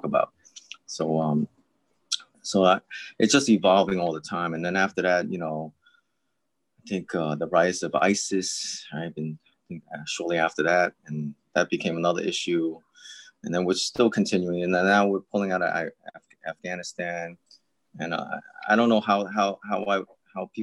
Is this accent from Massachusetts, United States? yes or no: no; New York City, New York, United States; I'm a New Yorker. I'm with NYPD